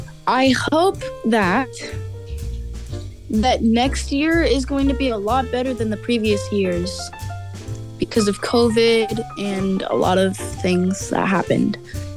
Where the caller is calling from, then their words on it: California, United States; I'm calling from California.